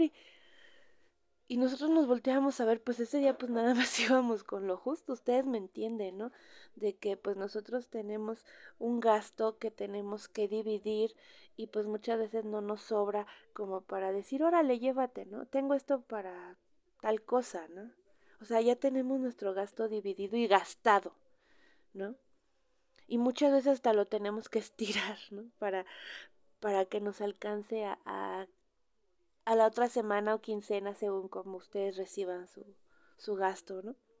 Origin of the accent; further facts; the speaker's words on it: Mexico; cómo somos los mexicanos